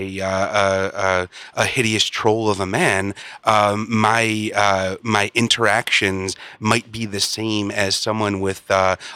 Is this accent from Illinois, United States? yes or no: yes; Chicago, Illinois, United States; I grew up in Chicago